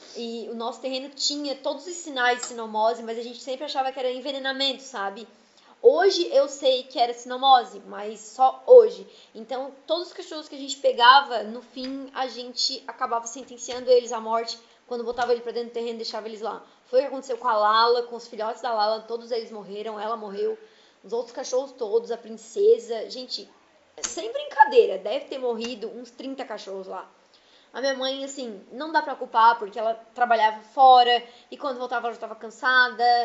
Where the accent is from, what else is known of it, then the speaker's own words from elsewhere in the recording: Içara, Santa Catarina, Brazil; Da minha região ali, que eu sou da Isara